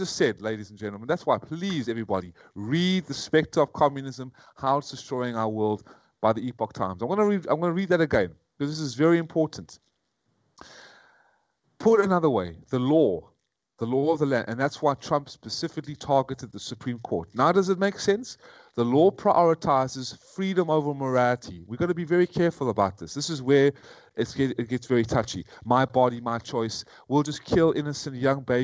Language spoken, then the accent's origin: English; United States; moved away as an adult; now in Vietnam; I was brought up on Judeo-Christian values in America